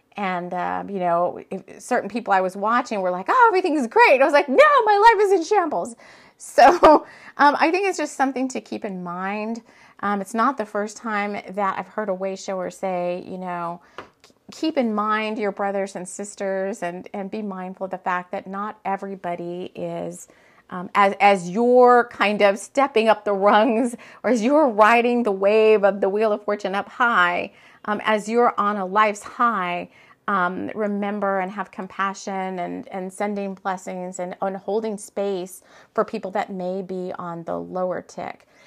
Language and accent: English; South Texas, United States; moved away as an adult; I moved from Texas. Um, I lived in Texas, South Texas pretty much my whole entire life.